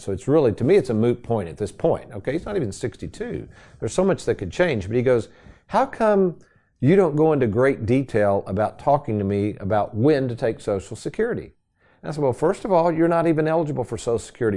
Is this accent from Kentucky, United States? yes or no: yes; Lexington, Kentucky, United States; where I grew up in Lexington